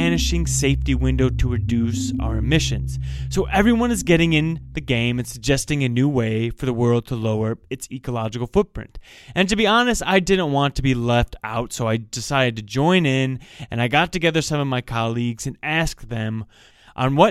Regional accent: Midwest, United States; I grew up in the Midwest

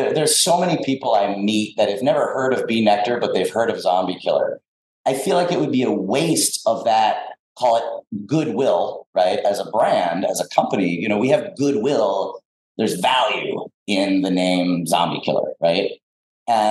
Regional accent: South Florida, United States; moved away; I grew up in South Florida, so I'm a citrus kind of tropical fruit guy

